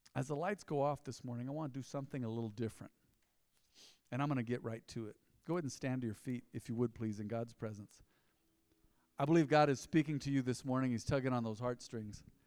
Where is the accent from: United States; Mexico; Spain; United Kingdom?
United States; growing up in America